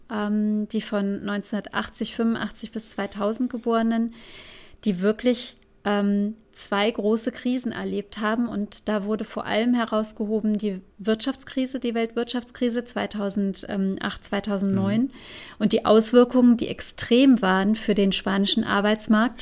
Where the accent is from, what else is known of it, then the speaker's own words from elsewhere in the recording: Saarland, Germany; der Großregion bei uns im Saarland